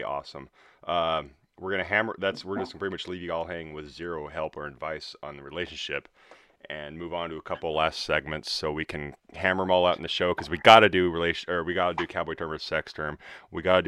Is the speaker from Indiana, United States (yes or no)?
no; Idaho, United States; also born or lived in Colorado; I'm born in Colorado, but I would say I've spent most of my life in Idaho